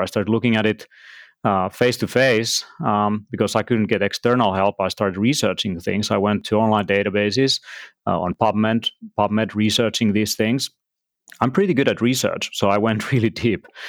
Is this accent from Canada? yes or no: no; Finland; also born or lived in Tallinn, Estonia; I'm from Finland, and I live in Helsinki, and between Tallinn uh, Estonia, actually, nowadays, uh, in both places.